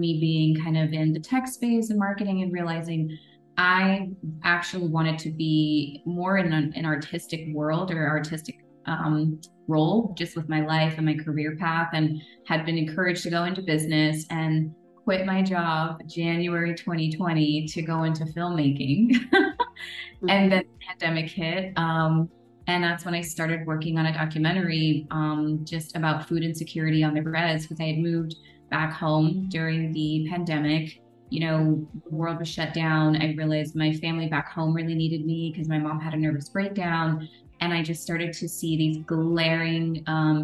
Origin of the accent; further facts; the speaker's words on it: Northern California, United States; also born or lived in Navajo Nation reservation; So I spent a lot of the rest of my time in Northern California, living with my dad